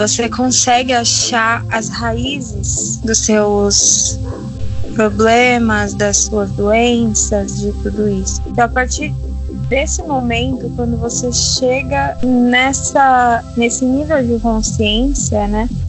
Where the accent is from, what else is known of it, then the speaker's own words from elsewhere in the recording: Minas Gerais, Brazil; now in São Paulo, Brazil; sou mineira, morando em São Paulo